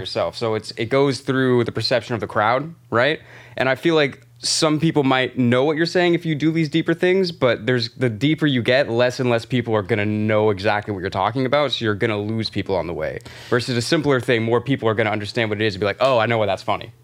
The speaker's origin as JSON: {"language": "English", "area": "by Tampa", "region": "Florida", "country": "United States", "moved": "yes", "lives_now": "New York, United States", "said": "I'm, I'm from Florida"}